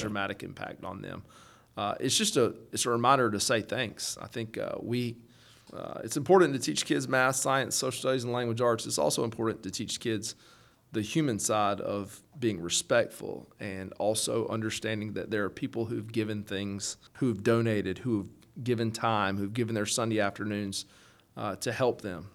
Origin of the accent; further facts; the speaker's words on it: Valdosta, Georgia, United States; moved away as an adult; also born or lived in Athens, Georgia; now in Jackson County, Georgia, United States; I come from Valdosta uh, down in South Georgia, so grew up there